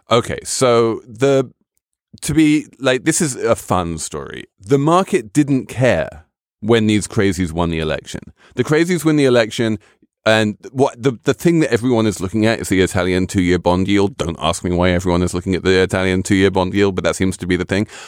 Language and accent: English; England, United Kingdom; as a Brit